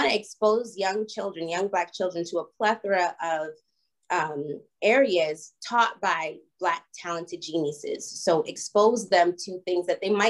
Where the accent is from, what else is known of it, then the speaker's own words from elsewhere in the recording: Boston, Massachusetts, United States; moved away; also born or lived in Los Angeles / Atlanta; I was born and raised in Boston